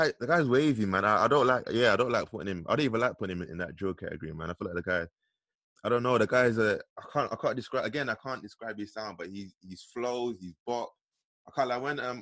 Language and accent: English; London, United Kingdom; growing up in the East, originators of grime